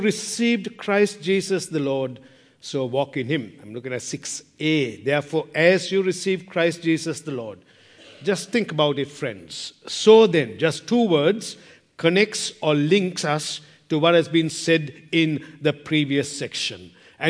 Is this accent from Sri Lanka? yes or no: yes; Sri Lanka; moved away; I'm from Sri Lanka